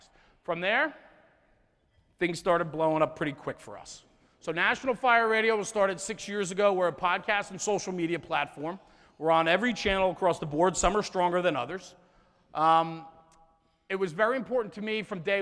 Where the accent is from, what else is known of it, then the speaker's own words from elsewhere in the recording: New Jersey, United States; I'm from New Jersey